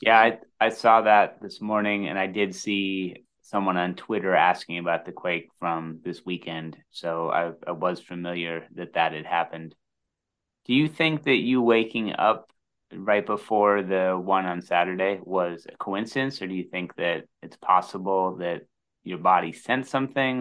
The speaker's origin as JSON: {"language": "English", "region": "Midwest", "country": "United States", "said": "As a Midwesterner"}